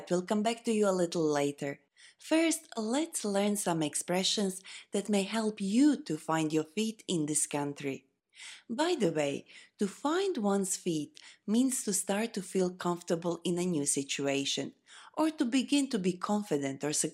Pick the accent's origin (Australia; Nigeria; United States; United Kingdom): Australia; born there; So, I was born in Australia, but I have Chinese heritage. Both my parents are Chinese, and my dad's family have lived in Australia for a long time